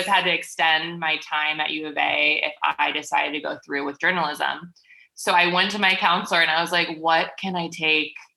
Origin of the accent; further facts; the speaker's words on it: Milwaukee, Wisconsin, United States; I am from Milwaukee, Wisconsin, Midwest